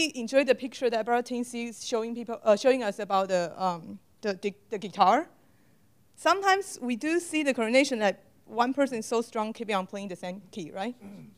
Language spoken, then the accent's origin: English; Houston, Texas, United States; English is a second language; I'm from Houston. This semester, we have something new in the church in Houston.